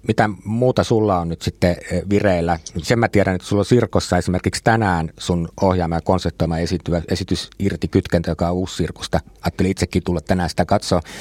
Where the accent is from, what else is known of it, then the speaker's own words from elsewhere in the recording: Helsinki, Uusimaa, Finland; mä itse olen Itä-Helsingistä